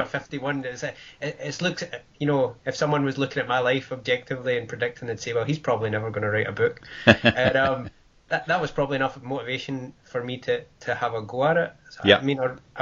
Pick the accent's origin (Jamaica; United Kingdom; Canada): United Kingdom; Wishaw, Scotland; now in Glasgow, United Kingdom; I grew up in Wishaw, which is a smaller town, and I live in the city centre now